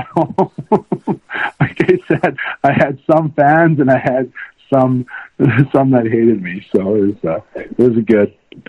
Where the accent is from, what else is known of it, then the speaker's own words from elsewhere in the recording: St. Louis, Missouri, United States; growing up in St. Louis and wanting to play in the NHL, and I got to, so there's no regrets at all.